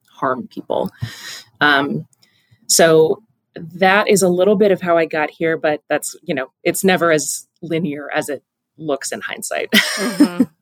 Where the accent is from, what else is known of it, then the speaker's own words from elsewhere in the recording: Pacific Northwest, home state of Washington, United States; growing up in the Pacific Northwest, we're, we're little, you know, forest gremlins as children